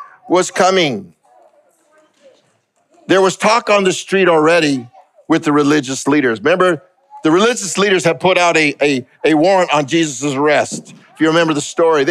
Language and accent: English; Los Angeles, California, United States; I grew up in East LA and right next to Alhambra and Pasadena.